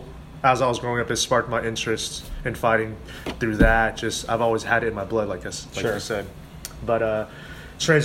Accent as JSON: {"language": "English", "town": "Wichita", "region": "Kansas", "country": "United States", "tie": "born or raised there", "also_born_or_lived": "Florida", "said": "I was born and raised here in Wichita, Kansas"}